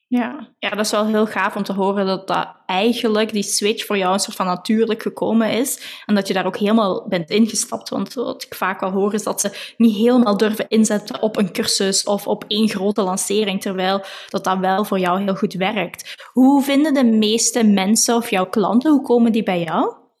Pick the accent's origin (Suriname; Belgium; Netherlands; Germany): Belgium; we komen alle twee uit België